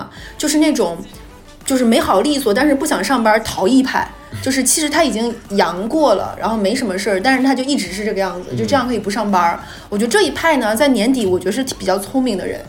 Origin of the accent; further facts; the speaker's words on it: Northeast China, China; 大家知不知道我们东北人回老家是回哪儿啊？